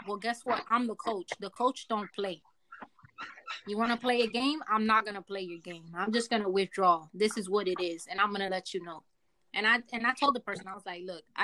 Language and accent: English; New York, United States; I'm from New York.